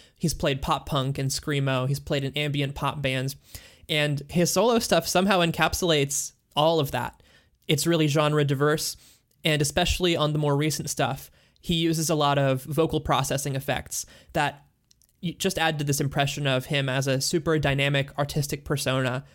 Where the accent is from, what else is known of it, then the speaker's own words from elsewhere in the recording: the American South, United States; despite technically being a Southerner